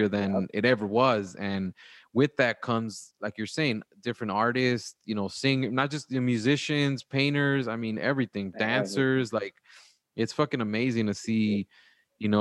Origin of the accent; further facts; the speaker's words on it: Wilmington, California, United States; now in Georgia, United States; from Cali, what part of Cali, and I'm like, from Wilmington